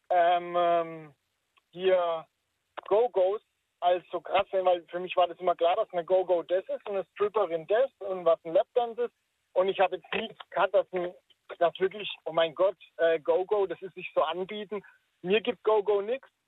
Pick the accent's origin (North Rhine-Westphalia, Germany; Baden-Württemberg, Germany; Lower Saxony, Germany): Baden-Württemberg, Germany